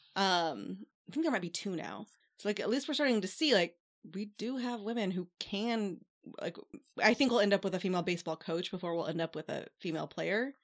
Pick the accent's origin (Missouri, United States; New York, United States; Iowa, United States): Missouri, United States; St. Louis; I'm from Saint Louis, so I went to Cardinals games first as a kid